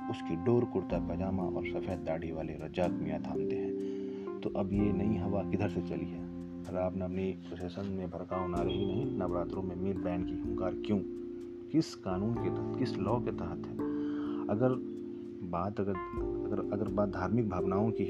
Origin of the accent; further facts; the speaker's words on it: Samastipur, Bihar, India; मेरे शहर समस्तीपुर आज भी मुसलमान रामनवमी के हिंदुओं को पानी जूस और शरबत पिलाते हैं